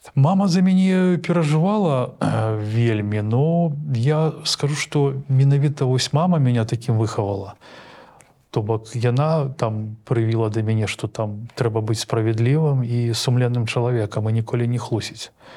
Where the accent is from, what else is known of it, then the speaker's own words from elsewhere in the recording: Belarus; у нас у беларусі